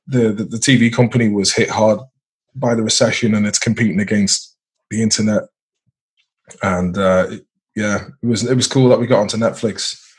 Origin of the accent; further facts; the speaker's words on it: North West England, United Kingdom; born there; accent: mixture of Swedish, Irish and English accents; also born or lived in Sweden / Ireland; my parents are Irish, but I was born in I was born in Merseyside. So I've kind of, it's softened lately because I've been between Sweden, Ireland and England.